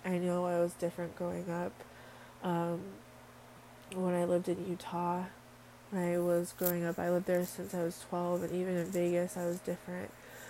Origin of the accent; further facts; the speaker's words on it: Samoa; born there; I was born in Western Samoa. I am 100% Samoan from my DNA.